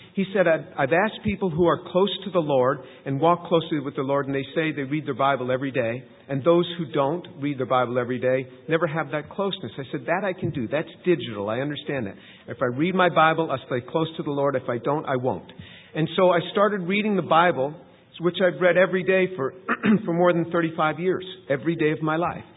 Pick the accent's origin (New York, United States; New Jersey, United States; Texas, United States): New York, United States; New York City area, United States; moved away; also born or lived in Manhattan; I grew up in in the New York City area. I was born in Manhattan, grew up just outside the city.